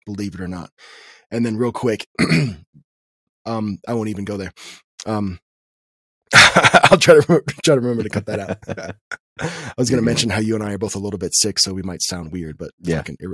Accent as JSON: {"language": "English", "town": "Nashville", "region": "Tennessee", "country": "United States", "tie": "born or raised there", "said": "I was born in Nashville and I've got family that still live in that area"}